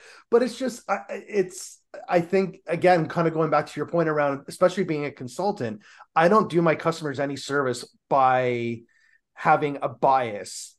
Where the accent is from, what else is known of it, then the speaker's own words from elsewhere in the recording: Canada; We're Canadian